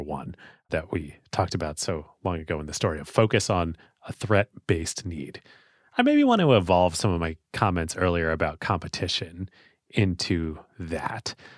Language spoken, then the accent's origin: English; United States; as an American